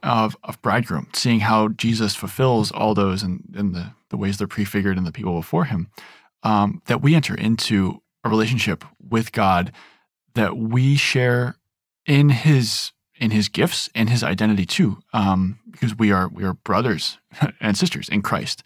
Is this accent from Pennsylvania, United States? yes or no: yes; Eastern Pennsylvania, United States; moved away as an adult; also born or lived in South Bend, Indiana; now in Fort Wayne, United States; I grew up in Eastern Pennsylvania, and it's different than Fort Wayne